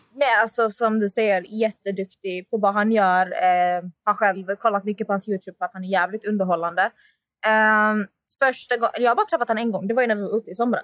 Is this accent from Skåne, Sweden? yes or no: yes; Malmö, Skåne, Sweden; jag är från Malmö